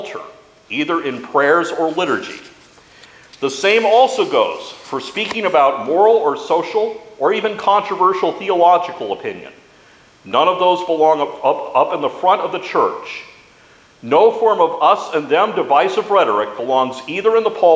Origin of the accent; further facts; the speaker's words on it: United States; As Americans, And especially as American Christians